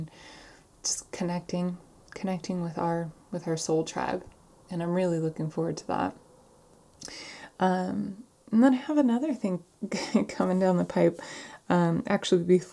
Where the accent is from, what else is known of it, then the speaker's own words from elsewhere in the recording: San Diego, California, United States; moved away; my hometown, San Diego